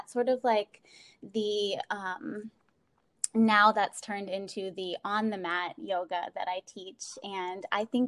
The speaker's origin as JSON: {"language": "English", "town": "Baltimore", "region": "Maryland", "country": "United States", "said": "I'm from Baltimore and I'm living in Baltimore right now"}